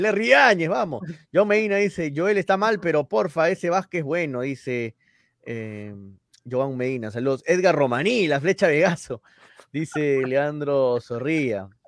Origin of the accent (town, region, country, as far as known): Peru